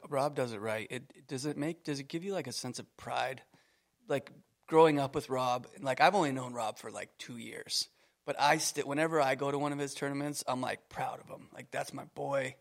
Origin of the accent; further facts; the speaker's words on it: Canada; moved away; I was from Canada